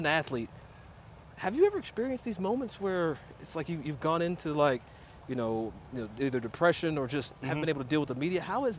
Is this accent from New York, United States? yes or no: no; Kentucky, United States; I'm from Kentucky, so you got to excuse how I say a couple things.